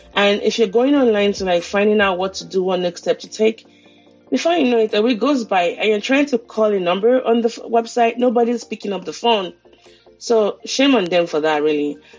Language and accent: English; Nigeria; now in United States; a Nigerian living in the US